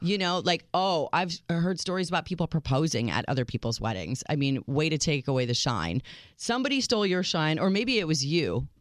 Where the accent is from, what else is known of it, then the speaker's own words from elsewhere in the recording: United States; I'm your American realist